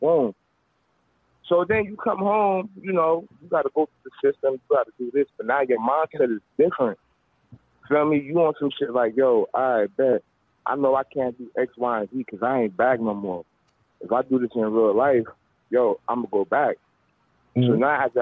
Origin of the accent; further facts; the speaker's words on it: Irvington, New Jersey, United States; I'm from Jersey. Like, I'm from North Jersey, like, raised in Irvington